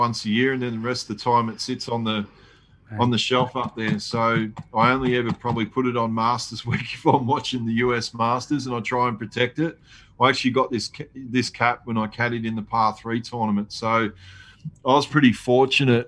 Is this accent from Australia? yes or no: yes; Australia; I'm actually here from Australia